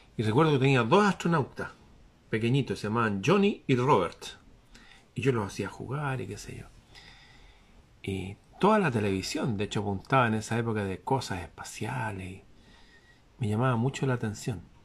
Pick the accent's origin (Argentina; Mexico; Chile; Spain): Chile; aquí en mi país